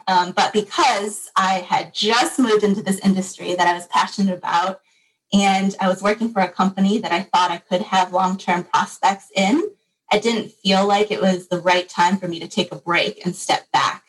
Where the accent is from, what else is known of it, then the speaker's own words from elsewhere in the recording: Michigan, United States; grew up in Michigan and am here for school as well